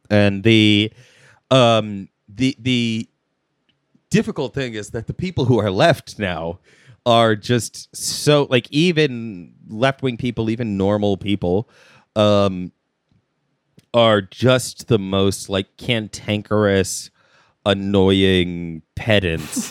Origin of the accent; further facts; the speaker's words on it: United States; I'm American